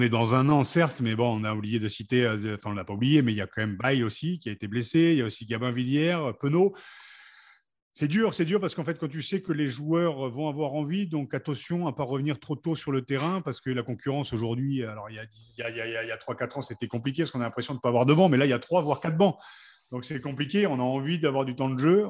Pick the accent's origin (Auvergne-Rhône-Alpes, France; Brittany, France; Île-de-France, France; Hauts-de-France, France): Hauts-de-France, France; Picardy; en tant que Picard, je suis quand même assez fier